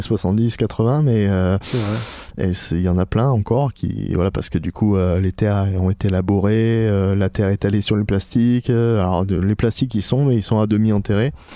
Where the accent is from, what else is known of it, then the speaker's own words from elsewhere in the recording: Gard, Occitania, France; moved away as an adult; also born or lived in Paris; comme je suis originaire du Gard, ben on, est revenu s'installer dans le Gard avec ma femme